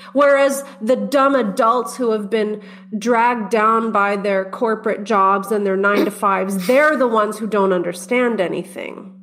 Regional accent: Texas, United States; my, my home state of Texas

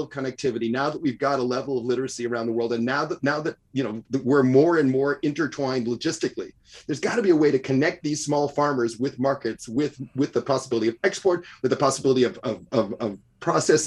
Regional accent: Cincinnati, Ohio, United States; I'm a Cincinnati boy, so I grew up in the Midwest

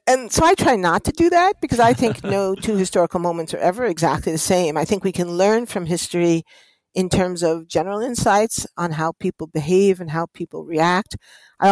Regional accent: New York City, New York, United States; I grew up in the heart of New York City on the Upper West Side of Manhattan

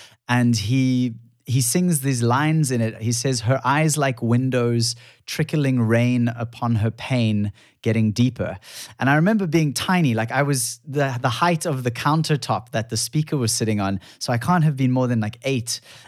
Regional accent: Cape Town, Western Cape, South Africa; So I grew up in Cape Town, but surfing a lot.

